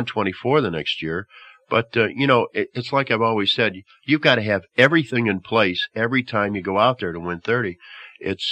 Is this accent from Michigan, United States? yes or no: no; near the Chicago area, Illinois, United States; growing up near the Chicago area